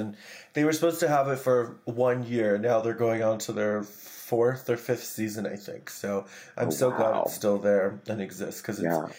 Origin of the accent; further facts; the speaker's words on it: New York, United States; I'm such a New Yorker. Like, but it's like also we come from the East Coast, so it's always there.